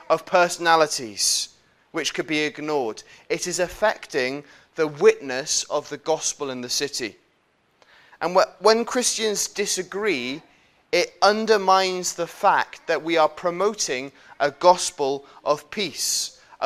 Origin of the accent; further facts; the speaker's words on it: United Kingdom; as British people